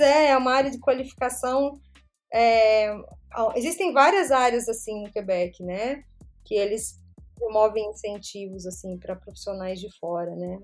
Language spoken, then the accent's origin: Portuguese; Brazil; moved away as an adult; also born or lived in São Paulo / France; faz muito, muito tempo que eu saí do Brasil.